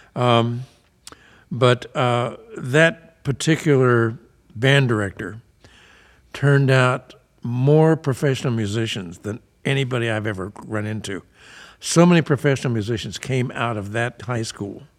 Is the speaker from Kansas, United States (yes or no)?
yes; Emporia, Kansas, United States; moved away; I grew up in, um, kind of a small town in Kansas up in the Flint Hills, Emporia